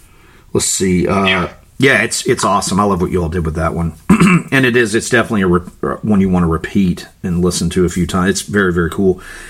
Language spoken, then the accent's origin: English; Florida, United States; accent: Florida; I'm butchering it with my Florida accent.